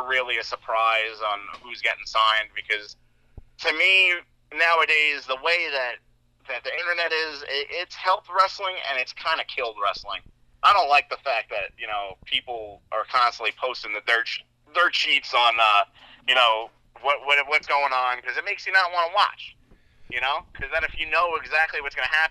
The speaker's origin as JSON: {"language": "English", "town": "Islip", "region": "New York", "country": "United States", "tie": "born or raised there", "said": "my hometown of Islip, New York"}